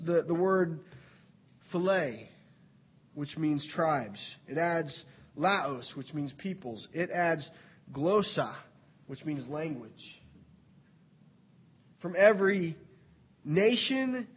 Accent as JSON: {"language": "English", "country": "United States", "said": "as an American"}